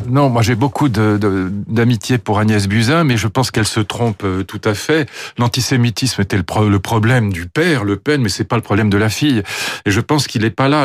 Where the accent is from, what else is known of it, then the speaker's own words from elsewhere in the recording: France; je suis français